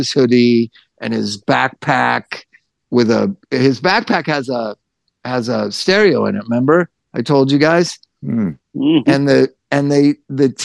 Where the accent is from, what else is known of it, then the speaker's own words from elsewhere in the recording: Los Angeles, California, United States; moved away; I'm from Hollywood